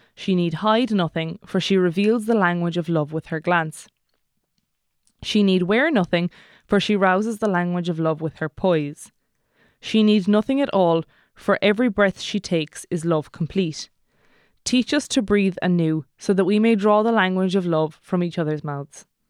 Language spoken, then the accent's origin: English; Kerry, Munster, Ireland; I'm from Kerry